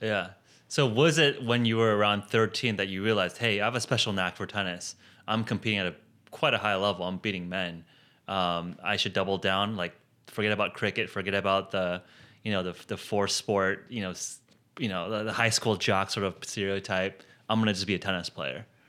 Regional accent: Palos Verdes, California, United States; now in San Francisco, United States; I grew up in Palos Verdes

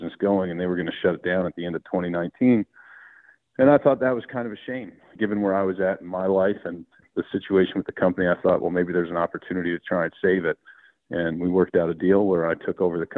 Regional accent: East Coast, United States; I grew up on the East Coast

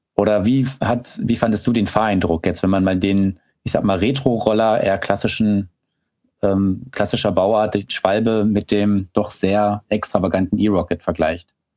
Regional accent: Berlin, Germany; also born or lived in Brandenburg; ich bin ja selber Berliner und habe auch lange in Berlin-Brandenburg gewohnt

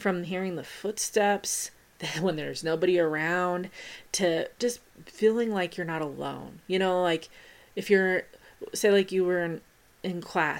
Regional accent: Pueblo, Colorado, United States; my hometown just made its appearance right now, that being Pueblo, Colorado

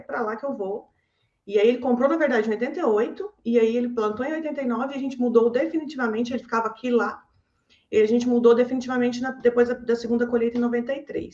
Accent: Cerrado Mineiro, Minas Gerais, Brazil; also born or lived in Loanda, Paraná; eu nasci no Paraná. Eu nasci numa tá. cidadezinha de Loanda, no estado do Paraná. Mas eu moro no Cerrado desde os oito anos

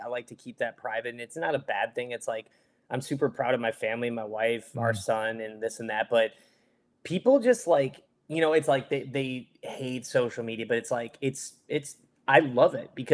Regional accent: Michigan, United States; moved away; I'm from Michigan originally

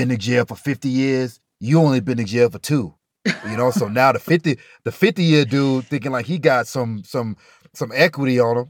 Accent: Alabama, United States; now in Colorado, United States; They figured when we came from Alabama, that was real racism. Now you in Colorado, shut the hell up and go to school.

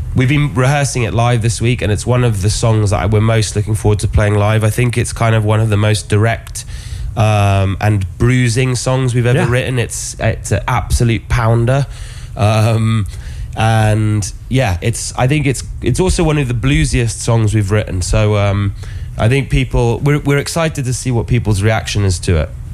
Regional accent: Oxford, South East England, United Kingdom; born or raised there; moved away

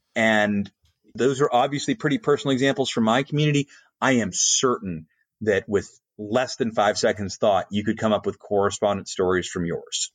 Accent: Colorado Springs, Colorado, United States; moved away; Pete, as an example, is my hometown Air Force Base

